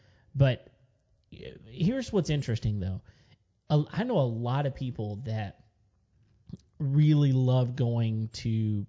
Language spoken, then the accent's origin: English; West Texas, United States; I was born and raised in West Texas, where they have mesquite.